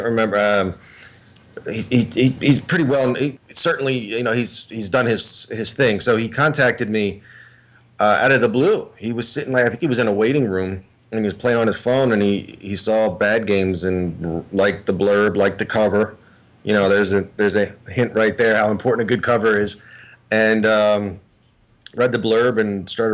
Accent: near the Philadelphia area, Pennsylvania, United States; born and raised in Pennsylvania, near the Philadelphia area

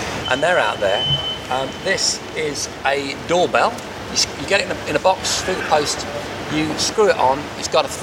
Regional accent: Wordsley, West Midlands, United Kingdom; I'm from Wordsley originally.

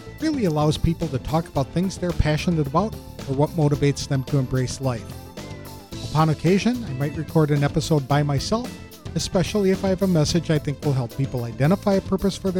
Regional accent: Madison, Wisconsin, United States; also born or lived in Oshkosh, Wisconsin; I'm a Wisconsin native who was born in 1960

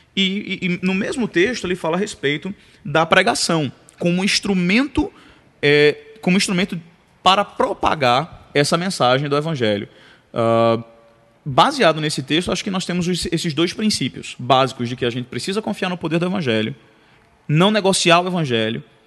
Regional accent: Recife, Pernambuco, Brazil; moved away as an adult; now in United States; eu sou de Recife, né? Se o sotaque já não entregou

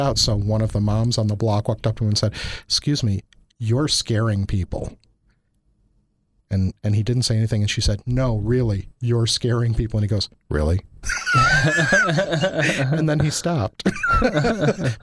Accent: Chicago, Illinois, United States; moved away; also born or lived in Wisconsin; I grew up in Chicago

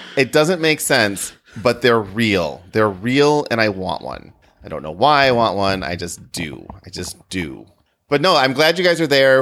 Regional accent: Wisconsin, United States; I grew up in Wisconsin

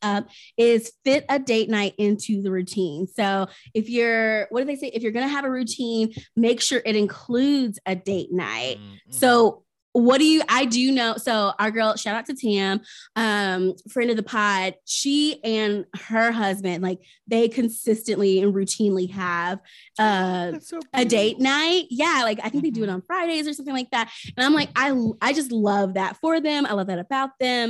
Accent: Tennessee, United States; I grew up in Tennessee

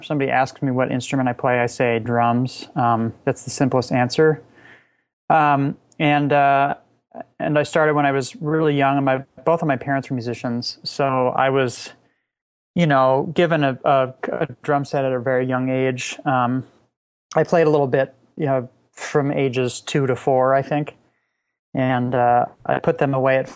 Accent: Laguna Beach, California, United States; I grew up in Southern California

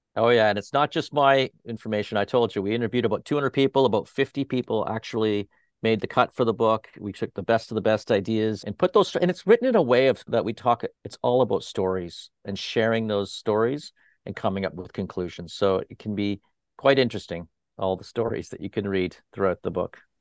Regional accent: Toronto, Ontario, Canada; now in Fort Lauderdale, United States; in Toronto as well, up there where I originally came from, where my hometown is Toronto

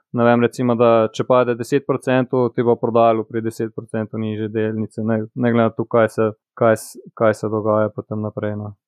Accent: Cerknica, Slovenia; also born or lived in Postojna; sem iz Cerknice, star sem 31 let, hodil sem pač na gimnazijo v Postojni

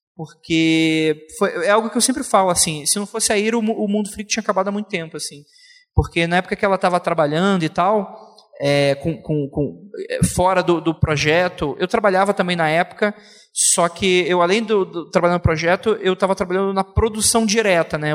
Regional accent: Rio de Janeiro, Brazil; Eu, eu venho do Rio de Janeiro

